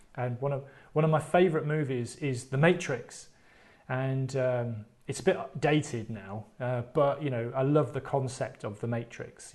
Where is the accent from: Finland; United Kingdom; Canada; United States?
United Kingdom; I'm British.